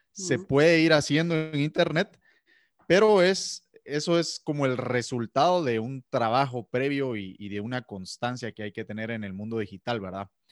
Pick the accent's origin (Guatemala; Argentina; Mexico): Guatemala; soy de Guatemala